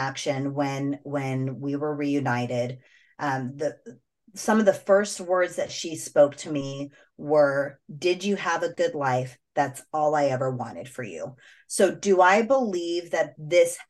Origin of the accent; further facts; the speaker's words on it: United States; first language English; I'm an American child who speaks English